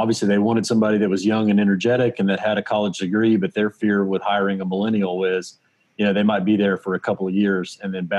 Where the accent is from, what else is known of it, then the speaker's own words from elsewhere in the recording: Rutherford County, Western North Carolina, United States; also born or lived in Asheville; I grew up in actually a pretty rural area of Western North Carolina, born and raised in Rutherford County